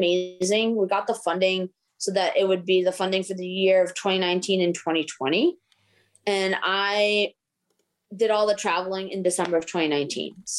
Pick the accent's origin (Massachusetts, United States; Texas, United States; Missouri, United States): Massachusetts, United States; Boston; also born or lived in Maryland; growing up in Boston